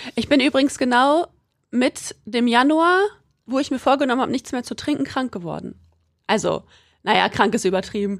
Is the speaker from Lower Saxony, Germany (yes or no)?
yes; Quakenbrück, Lower Saxony, Germany; also ich komme aus Quakenbrück, das ist in Niedersachsen